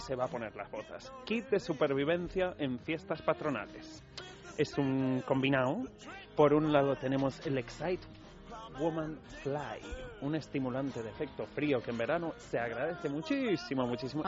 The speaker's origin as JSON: {"language": "Spanish", "region": "Basque Country", "country": "Spain", "said": "yo vengo del País Vasco"}